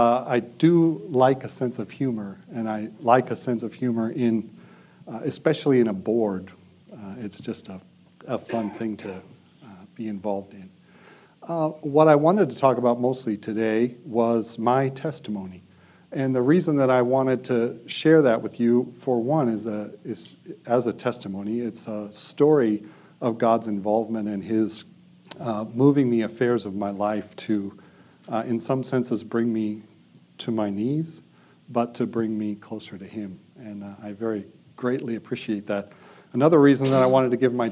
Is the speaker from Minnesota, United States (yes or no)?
no; Bozeman, Montana, United States; So I was born in Bozeman. I grew up on a farm north of Bozeman, about 15 miles